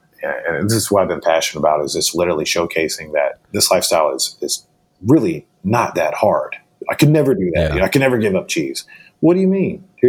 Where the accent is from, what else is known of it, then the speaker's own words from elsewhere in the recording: the South, United States; You know, I grew up in the South here. So for me, it was always just kind of like, it was my lifestyle.